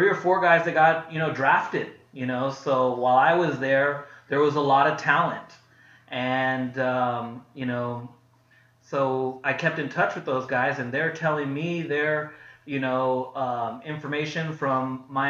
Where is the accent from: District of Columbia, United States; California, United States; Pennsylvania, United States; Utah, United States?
California, United States; Pasadena; also born or lived in Oxnard, California; I grew up in Pasadena